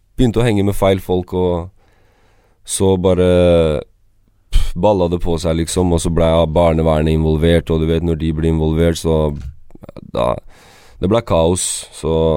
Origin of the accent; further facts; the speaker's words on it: Sandefjord, Vestfold, Norway; also born or lived in Kosovo / Nord-Trøndelag; jeg er født i Kosovo. Uh, så kom vi til Norge når jeg var tre måneder. Og så vi kom til eh, Nord-Trøndelag. Ja. Bodde der til 97, eh, og så flytta vi til Sandefjord. Så jeg har bodd i Sandefjord siden 97.